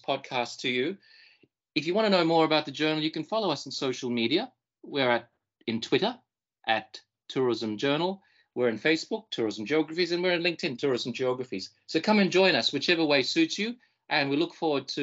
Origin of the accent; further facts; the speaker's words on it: Australia; moved away as an adult; also born or lived in Fiji; now in Wakayama, Japan; I was born in the Pacific Islands in Fiji and I grew up in Australia.